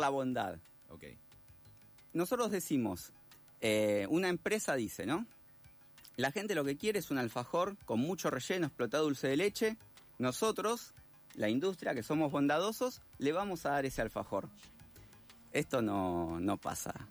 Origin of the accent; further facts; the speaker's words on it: Argentina; como somos los, los argentinos